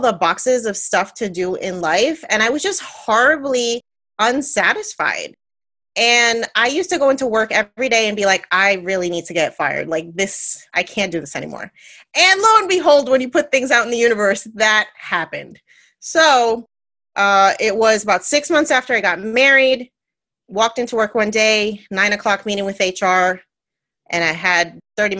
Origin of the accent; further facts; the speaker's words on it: New Jersey, United States; I'm born and raised in New Jersey, Puerto Rican, come from a loud, loving family